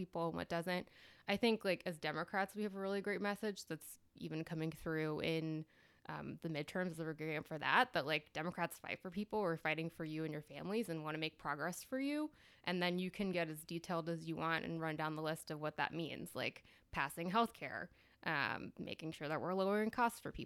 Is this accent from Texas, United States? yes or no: yes; Texas, United States; moved away as an adult; also born or lived in El Paso / Wisconsin; now in Washington, D.C., United States; I'm a Texan, born and raised.